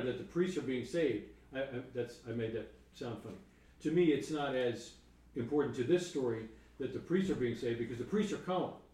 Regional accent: New York, United States; I'm from New York

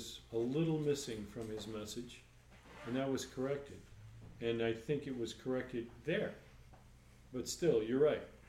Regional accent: New York, United States; I'm from New York

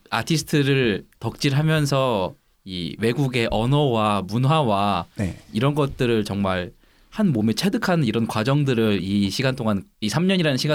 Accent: Geumsan, South Chungcheong, South Korea; 저 정확하게 충청남도 금산 출신입니다. 원래 금산이 전라북도 금산이었어요. 충청남도에 편입된 지 얼마 안 됐다니까.

